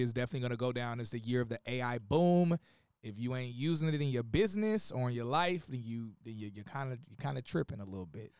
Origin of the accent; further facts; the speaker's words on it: Atlanta, Georgia, United States; also born or lived in Gary, Indiana; now in Miami, United States; I lived in Atlanta most of my life, so I'm, I'm a Georgia boy